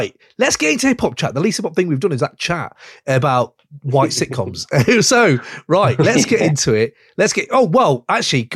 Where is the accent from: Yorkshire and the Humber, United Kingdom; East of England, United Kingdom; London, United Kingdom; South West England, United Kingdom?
Yorkshire and the Humber, United Kingdom; it reminds me of home because it's growing up in Yorkshire.